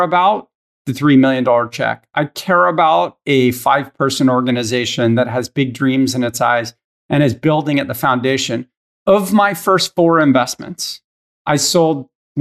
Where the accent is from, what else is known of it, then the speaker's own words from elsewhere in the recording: Northern California, United States; also born or lived in Philadelphia; now in Los Angeles, United States; I was born in Philadelphia, lifelong Eagles fan, but I actually was raised in Northern California